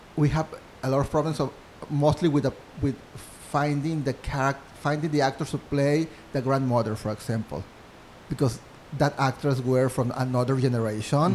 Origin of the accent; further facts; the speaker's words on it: Mexico; English is a second language; moved away as an adult; now in New York City, United States; I'm from Mexico, I'm a student at NYU